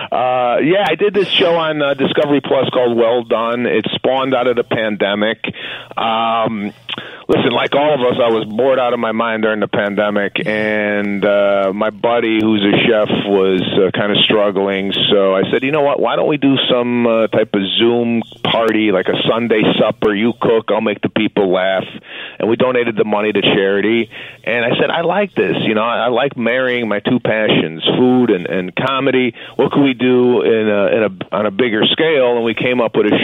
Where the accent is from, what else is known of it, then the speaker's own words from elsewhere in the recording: Chicago, Illinois, United States; me being from the Midwest, growing up in Chicago